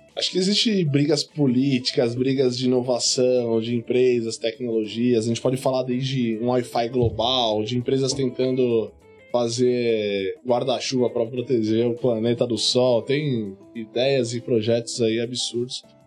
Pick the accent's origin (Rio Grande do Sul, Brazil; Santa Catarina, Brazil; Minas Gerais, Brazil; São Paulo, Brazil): São Paulo, Brazil; Guarulhos; eu sou de Guarulhos